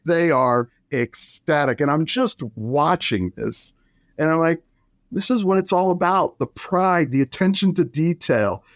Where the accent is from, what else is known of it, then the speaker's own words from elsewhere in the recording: New Jersey, United States; moved away as an adult; I grew up in New Jersey